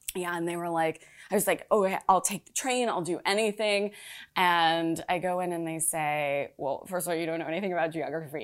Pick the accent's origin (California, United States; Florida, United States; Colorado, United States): California, United States; Los Angeles; moved away as an adult; also born or lived in Orange County, California / Chicago; now in New York, United States; I was born in L